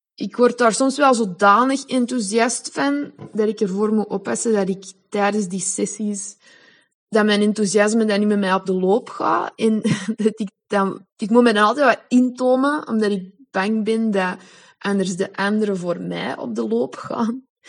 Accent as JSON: {"language": "Dutch", "country": "Belgium", "tie": "born or raised there", "first_language": "Dutch", "moved": "as an adult", "lives_now": "Spain", "said": "vrouwen uit mijn geboorteland"}